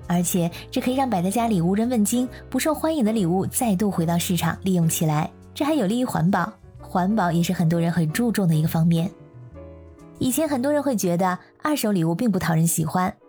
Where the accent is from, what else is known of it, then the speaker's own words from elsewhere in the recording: China; now in Europe; 我们中国人送礼物一般来说呢，都会是全新的。